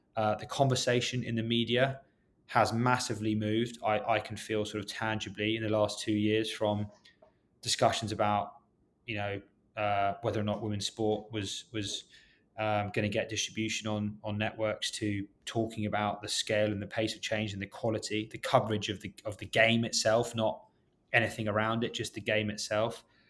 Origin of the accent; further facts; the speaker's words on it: London, United Kingdom; moved away as an adult; now in New York City, United States; I grew up in West London